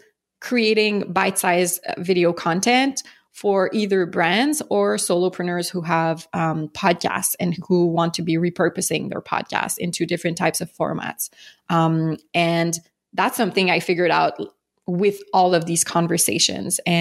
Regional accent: Montreal, Quebec, Canada; accent: French; I'm from Montreal, Canada, for those who don't know, hence the French accent

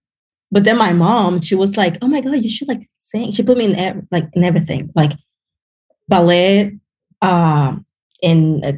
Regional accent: Cuba; now in United States; So, you know, I grew up around like a very artistic family.

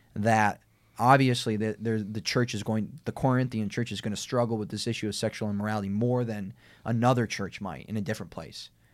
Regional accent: United States; we have the right, the civil right of being American citizens

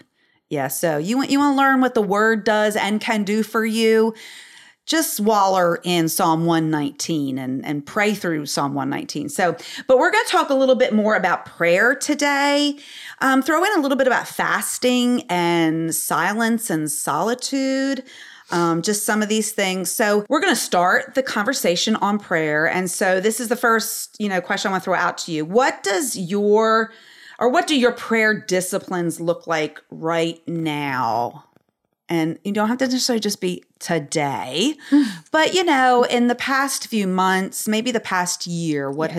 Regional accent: Pennsylvania, United States; and I showed them all the different places I grew up in because I grew up in Pennsylvania.

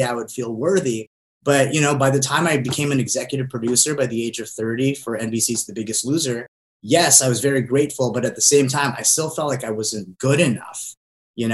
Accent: Southern California, United States; also born or lived in Philippines; I moved here to Southern California from the Philippines when I was 6

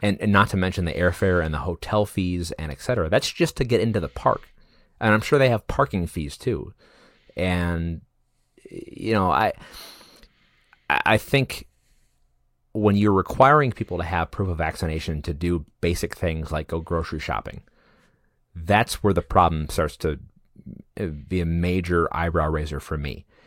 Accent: United States; as an American citizen

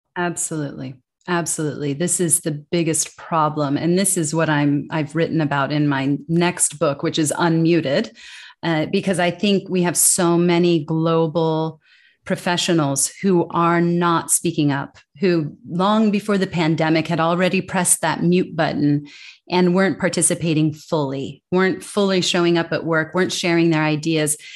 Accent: United States; accent: American English; moved away as an adult; as an American

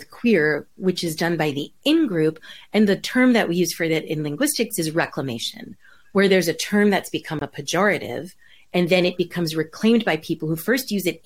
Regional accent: New York, United States; now in California, United States; I grew up in New York

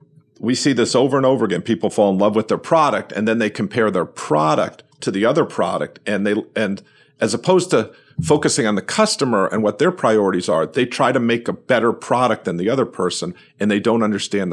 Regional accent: New York, United States; I'm a New Yorker.

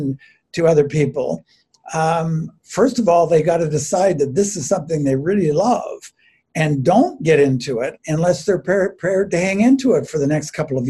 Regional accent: Mississauga, Ontario, Canada; moved away as an adult; also born or lived in Orton, Ontario; I grew up down near Port Credit.

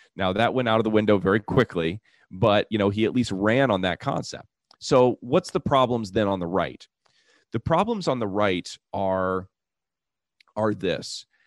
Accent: United States; I'm an American

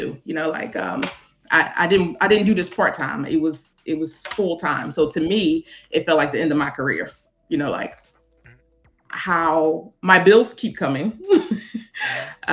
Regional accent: Philadelphia, Pennsylvania, United States; I'm from Philadelphia, so I got licensed in Delaware

